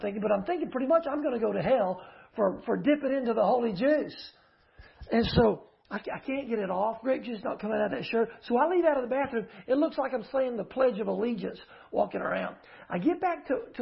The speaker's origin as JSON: {"language": "English", "town": "Uvalde", "region": "Texas", "country": "United States", "tie": "born or raised there", "also_born_or_lived": "Houston", "said": "I grew up in Uvalde, but I was a small child in Houston"}